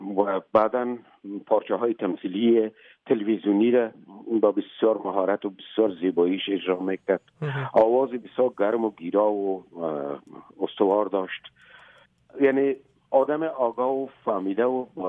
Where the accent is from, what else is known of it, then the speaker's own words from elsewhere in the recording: Afghanistan; moved away as an adult; also born or lived in Moscow, Russia; ما یک مدت طولانی بعد از اینکه مهاجر شدیم تقریبا همزمان از افغانستان بر آمدیم آمدیم مسکو